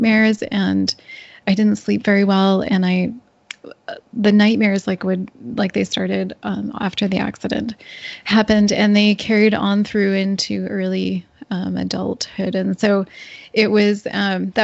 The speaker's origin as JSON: {"language": "English", "region": "Northern Ontario", "country": "Canada", "tie": "born or raised there", "said": "I grew up in a small, basically in the bush of Northern Ontario, on a small dairy farm."}